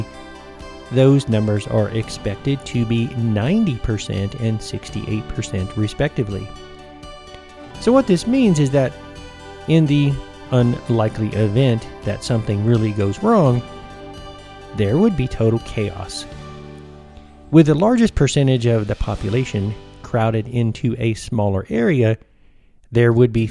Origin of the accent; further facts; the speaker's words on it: Tennessee and northern Georgia, United States; growing up in Tennessee and northern Georgia